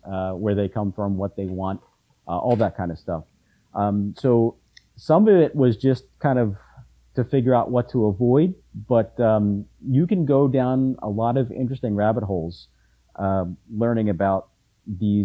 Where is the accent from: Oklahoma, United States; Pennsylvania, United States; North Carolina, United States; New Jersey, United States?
Pennsylvania, United States; Philadelphia; also born or lived in Bucks County; Where I live, where I grew up in Philadelphia